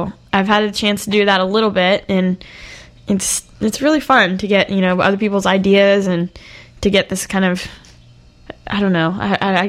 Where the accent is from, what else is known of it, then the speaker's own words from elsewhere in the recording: near Pensacola Beach, Florida, United States; moved away; It's pretty much near my hometown, just up the road